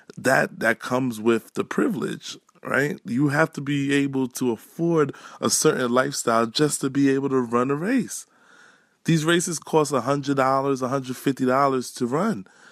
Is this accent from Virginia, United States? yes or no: no; New York City, New York, United States; regular kid from Canarsie